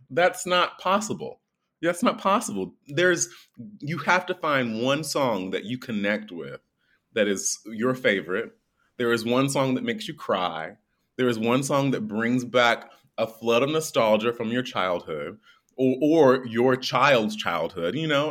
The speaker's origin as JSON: {"language": "English", "region": "North Carolina", "country": "United States", "tie": "born or raised there", "moved": "yes", "said": "I'm from North Carolina, it's a really small town, raised by my grandmother in a single parent home"}